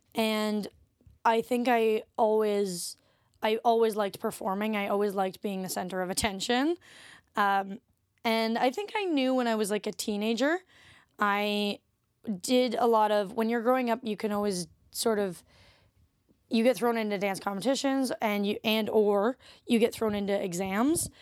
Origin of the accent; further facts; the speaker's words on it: Ottawa, Ontario, Canada; moved away as an adult; now in Toronto, Canada; I'm from Ottawa originally